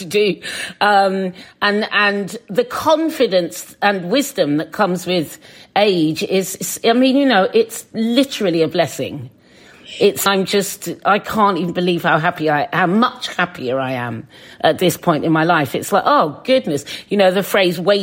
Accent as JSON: {"language": "English", "area": "Suffolk", "region": "East of England", "country": "United Kingdom", "tie": "born or raised there", "moved": "yes", "lives_now": "London, United Kingdom", "said": "when I was a kid, because I was in Suffolk"}